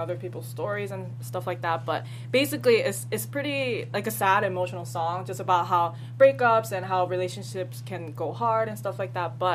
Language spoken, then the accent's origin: English; East Brunswick, New Jersey, United States; moved away; I grew up in Jersey